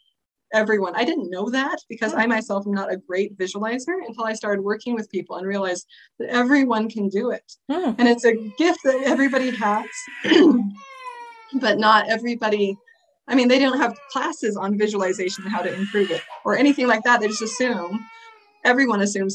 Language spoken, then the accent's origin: English; Oregon, United States; now in Utah, United States; I live in Utah. I moved here about a year or so ago, and I'm loving it. I came from Oregon, beautiful place, and I miss it.